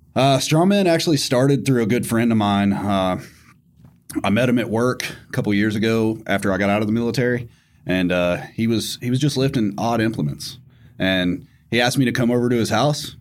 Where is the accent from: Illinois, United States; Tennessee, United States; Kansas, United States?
Tennessee, United States; I grew up in Tennessee, so obviously guns were, like, second nature